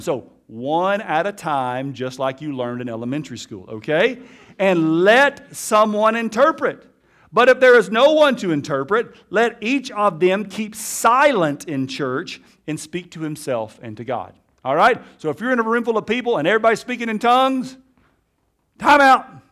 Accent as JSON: {"language": "English", "region": "Alabama", "country": "United States", "also_born_or_lived": "Africa", "accent": "Alabama", "said": "my Alabama accent"}